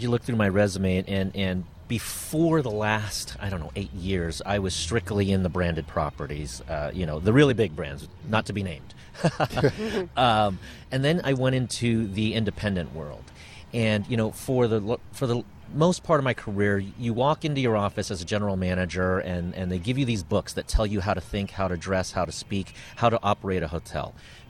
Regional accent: San Diego, California, United States; now in Santa Barbara, United States; I grew up in San Diego.

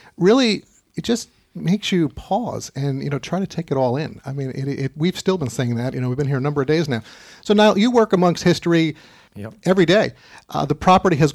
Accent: New York area, United States; we come from the New York area

